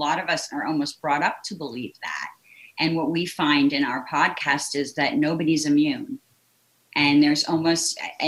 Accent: Cambridge, Massachusetts, United States; growing up in Cambridge

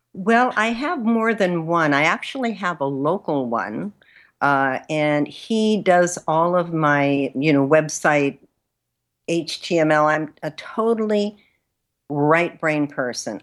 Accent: Los Angeles, California, United States; moved away; also born or lived in Mexico; I was born in California, in Los Angeles, but my family is originally from Mexico. And so I grew up bilingual, which was, uh, in East Los Angeles

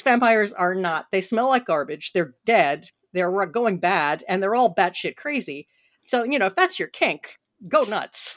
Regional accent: Washington, District of Columbia, United States; I said it in Washington, D C, because I love my hometown

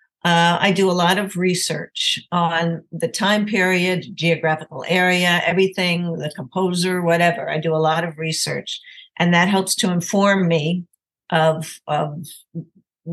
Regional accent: Delaware, United States; I grew up in Delaware, but I was very lucky that I grew up in a house filled with music.

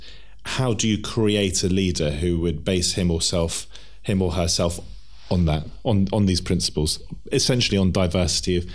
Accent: England, United Kingdom; as English people

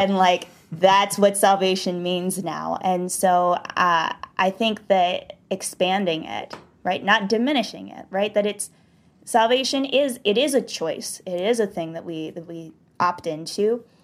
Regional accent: the South, United States; born or raised there

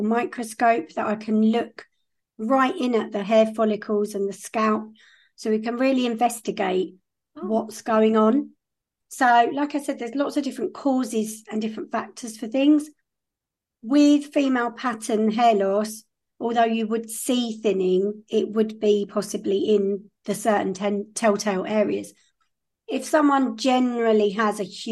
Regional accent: Kent, South East England, United Kingdom; I'm from Kent in the UK, so that's in the southeast.

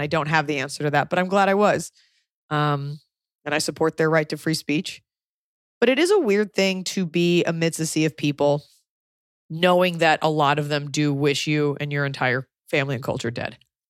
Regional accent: United States; more than anything, I'm an American

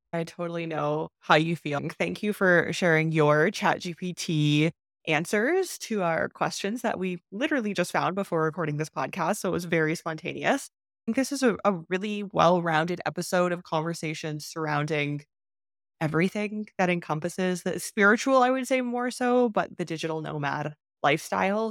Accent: Canada; moved away as an adult; also born or lived in China / Turkey; I moved from Canada to China

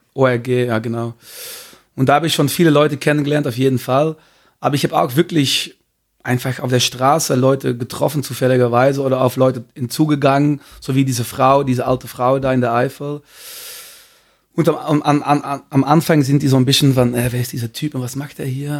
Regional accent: Belgium; German is a second language; moved away as an adult; now in Cologne, Germany; ich komme aus Belgien

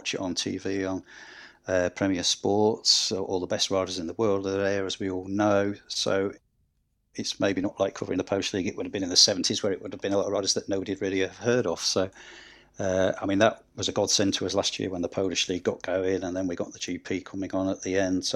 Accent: Scunthorpe, Yorkshire and the Humber, United Kingdom; moved away; I'm originally from Scunthorpe and supported Scunthorpe in the 70s

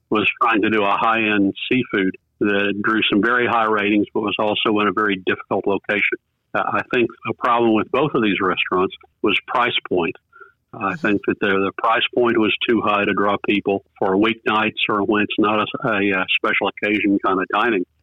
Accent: Fort Worth, Texas, United States; growing up in Fort Worth

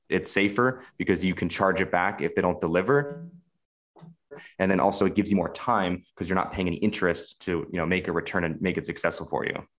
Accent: Washington, United States; moved away as an adult; I'm American. I'm 28 years old. I grew up in Washington State.

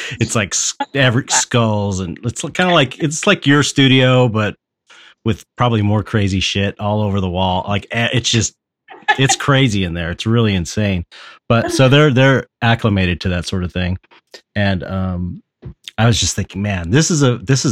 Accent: West Coast, United States; I'm from the West Coast.

